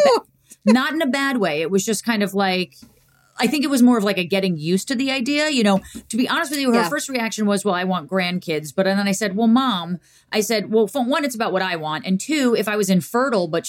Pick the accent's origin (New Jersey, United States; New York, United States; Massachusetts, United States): New Jersey, United States; Montclair; In the house I was born and raised